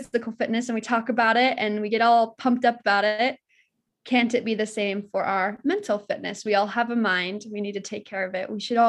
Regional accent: American Fork, Utah, United States; So like you mentioned, I grew up in American Fork, lovely area. I grew up next to Heidi.

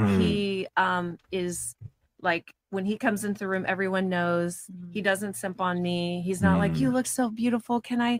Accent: Texas, United States; now in Newport Beach, United States; I'm from Texas originally, but I live in Newport Beach, California. I'm 40 years old.

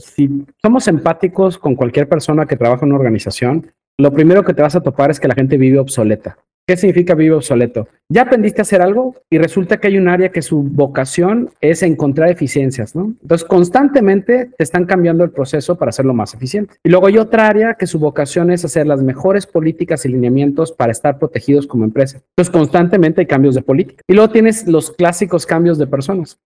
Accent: Mexico; como buen mexicano

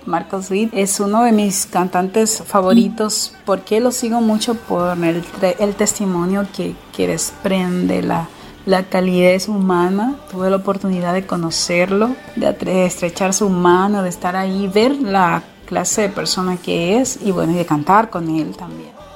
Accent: Dominican Republic; now in Rosario, Argentina; Soy dominicana, pero actualmente resido en Argentina, en la ciudad de Rosario Santa Fe

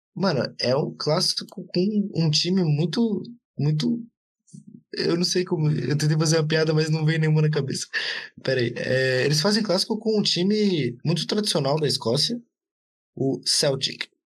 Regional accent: Brazil; eu sou brasileiro

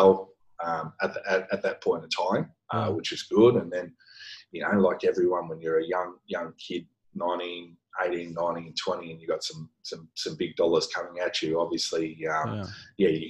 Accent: Brisbane, Queensland, Australia; moved away as an adult; also born or lived in Sydney; now in Singapore; I grew up in Brisbane, that's where I did all my training.

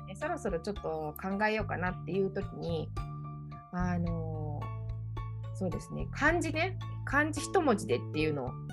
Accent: Kobe, Hyogo, Japan; now in Europe; 私もともと神戸、神戸市出身なので

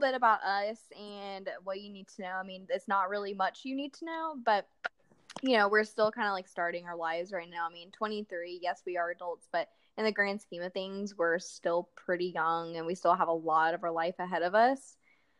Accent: Tallahassee, Florida, United States; I'm from Tallahassee, Florida. I've been living here for basically my entire life

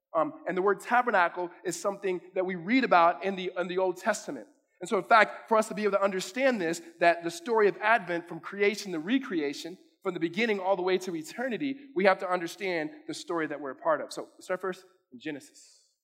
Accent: California, United States; now in Arizona, United States; I'm from California

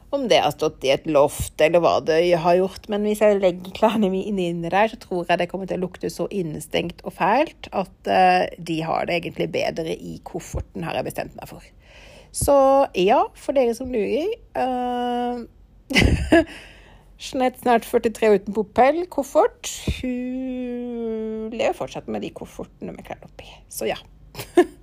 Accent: Norway; jeg er vant til fra Norge

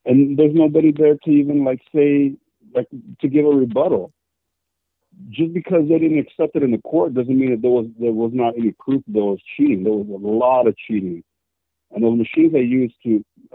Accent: Texas, United States; I'm from Texas

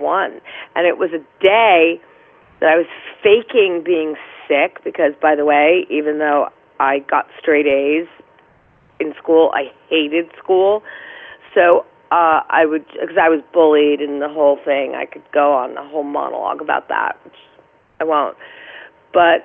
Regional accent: New York City, New York, United States; also born or lived in Bronx / Westchester; I was born actually in Manhattan in St. Vincent's Hospital.

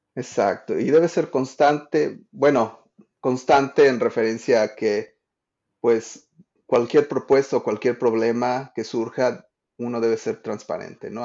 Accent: Mexico; now in Washington, D.C., United States; soy un diseñador de experiencias de usuario que vive en, Washington, D.C., pero crecí en México

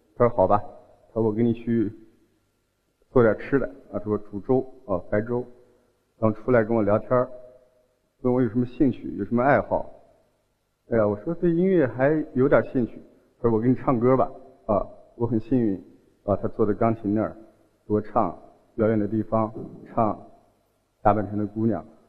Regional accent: Hotan, Xinjiang, China; accent: southern; also born or lived in Chun'an, Zhejiang; 我是新疆人，啊，我出生在新疆的和田。

